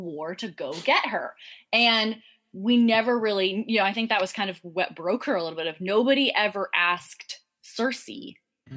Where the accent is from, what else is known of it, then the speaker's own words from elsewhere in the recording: Ireland; as an Irish person